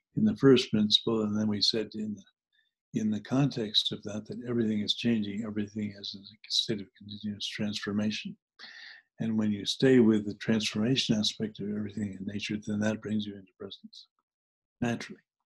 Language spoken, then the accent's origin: English; New Jersey, United States; also born or lived in New Hampshire; When I grew up in New Jersey, I grew up part time in New Jersey and part time in New Hampshire.